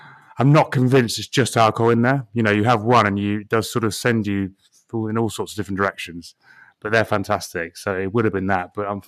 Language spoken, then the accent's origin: English; England, United Kingdom; But also, even in, you know, being very English here, even in boiling hot weather, it's still refreshing.